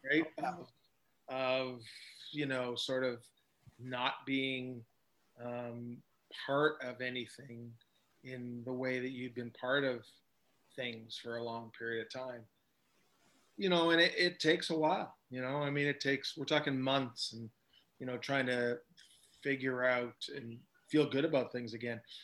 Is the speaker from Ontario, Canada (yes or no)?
yes; Hamilton, Ontario, Canada; when I grew up in Hamilton